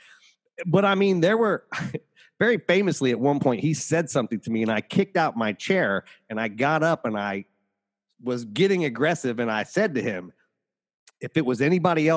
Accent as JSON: {"language": "English", "region": "Northern Appalachia", "country": "United States", "tie": "born or raised there", "said": "I grew up in Northern Appalachia."}